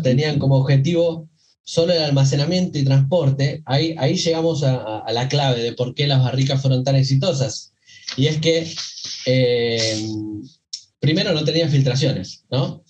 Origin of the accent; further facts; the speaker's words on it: Buenos Aires Province, Argentina; yo soy eh, acá de, de, Argentina, provincia de Buenos Aires.